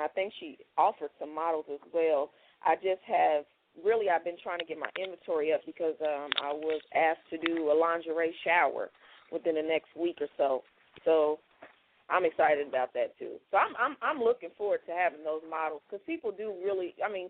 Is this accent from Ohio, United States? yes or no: no; Indianapolis, Indiana, United States